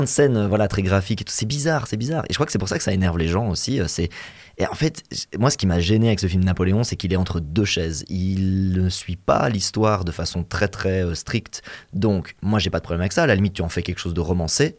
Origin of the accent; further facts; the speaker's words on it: Belgium; nous on est belges